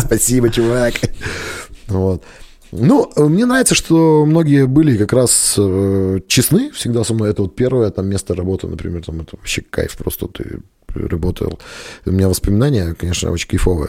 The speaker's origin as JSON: {"language": "Russian", "town": "Kalinino", "region": "Perm Krai", "country": "Russia", "also_born_or_lived": "Dijon, France", "moved": "yes", "lives_now": "Perm, Russia", "said": "я сам из Калинина, это где Белогорский монастырь, вот село у нас"}